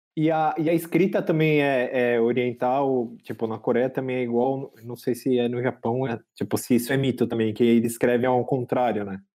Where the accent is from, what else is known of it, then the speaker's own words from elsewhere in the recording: Brazil; a gente é brasileiro